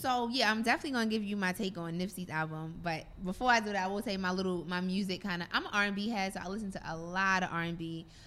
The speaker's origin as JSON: {"language": "English", "town": "New York City", "region": "New York", "country": "United States", "also_born_or_lived": "Virginia", "said": "where I'm from, from Brooklyn."}